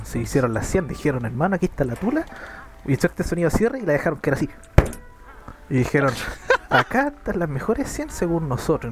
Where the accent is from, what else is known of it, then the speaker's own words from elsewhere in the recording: Chile; somos bacán los chilenos